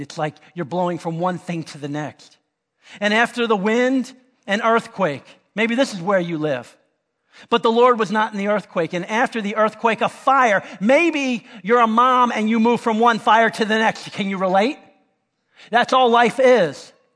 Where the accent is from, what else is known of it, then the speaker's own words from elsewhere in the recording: Miami, Florida, United States; we're from Miami